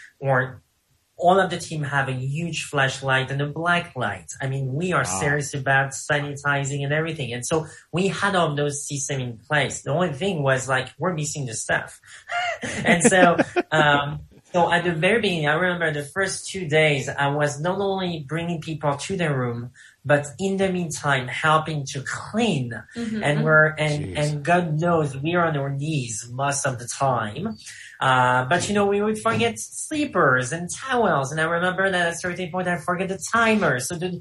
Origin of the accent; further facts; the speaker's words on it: France; accent: French; English is a second language; moved away; with my French accent